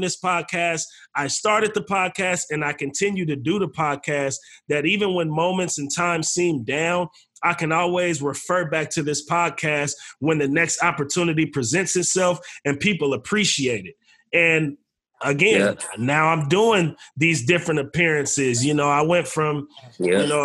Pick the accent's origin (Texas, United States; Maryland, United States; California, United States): California, United States; Bay Area; we're from the Bay Area. We come from an independent scene.